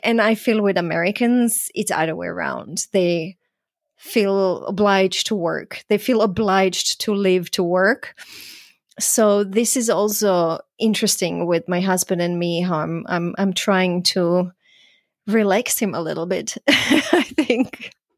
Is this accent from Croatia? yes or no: yes; Croatia; also born or lived in Vienna, Austria; now in United States; I'm from Croatia